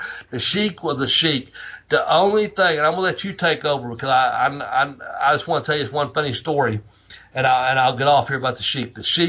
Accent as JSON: {"language": "English", "town": "Ashland", "region": "Kentucky", "country": "United States", "tie": "born or raised there"}